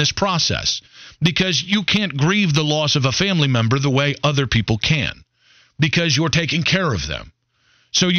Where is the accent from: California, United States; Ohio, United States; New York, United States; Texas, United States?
Ohio, United States; Cleveland; born or raised there; moved away as an adult; now in Charlotte, United States